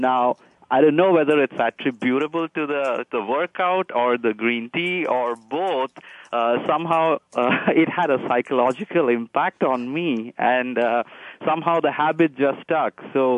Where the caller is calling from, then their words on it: Palo Alto, California, United States; Okay, I'm calling from Palo Alto, California, and it's about 8 a.m. in the morning.